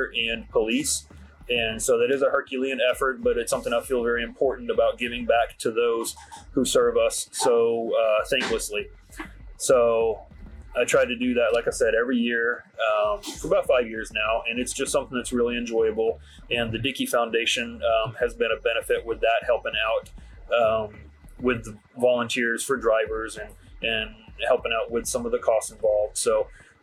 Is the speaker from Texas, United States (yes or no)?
yes; Dallas, Texas, United States; I grew up in the Dallas area